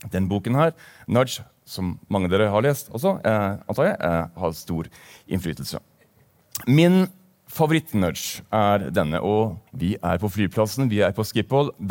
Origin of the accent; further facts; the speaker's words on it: Bergen, Vestland, Norway; also born or lived in Tromsø; Jeg kommer fra Bergen, eh, selv om dialekten ikke tilsier det. Jeg har en fortid også fra Tromsø, så det er sagt.